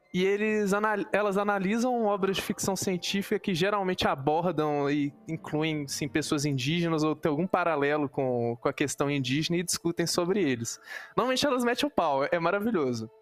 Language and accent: Portuguese; Minas Gerais, Brazil; Eu sou mineira, por isso eu falo muito trem